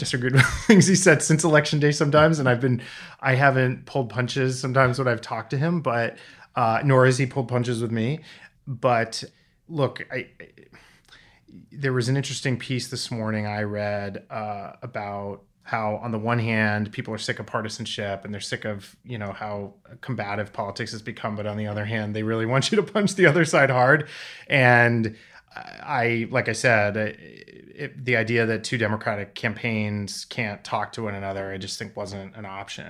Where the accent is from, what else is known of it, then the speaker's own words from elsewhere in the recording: New Hampshire, United States; I grew up on the Connecticut River, mm-hmm. and our school district was a Vermont, New Hampshire school district.